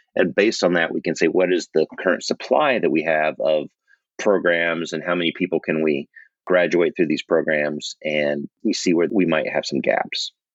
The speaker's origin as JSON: {"language": "English", "region": "Oklahoma", "country": "United States", "tie": "born or raised there", "said": "I grew up in Oklahoma"}